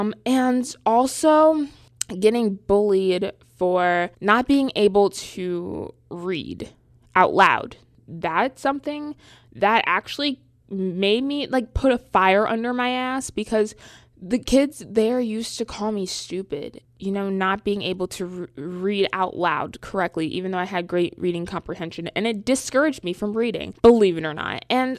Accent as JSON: {"language": "English", "town": "Charlotte", "region": "North Carolina", "country": "United States", "lives_now": "New York, United States", "said": "I am from Charlotte, North Carolina. Yeah, I know I don't talk like it. But I go to school in New York City area."}